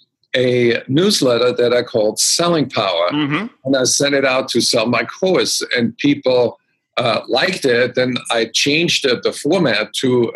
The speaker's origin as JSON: {"language": "English", "country": "Austria", "tie": "born or raised there", "said": "I grew up in Austria"}